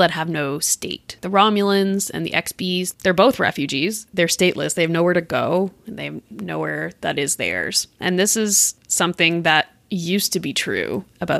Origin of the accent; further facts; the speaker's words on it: Montreal, Quebec, Canada; I am from Montreal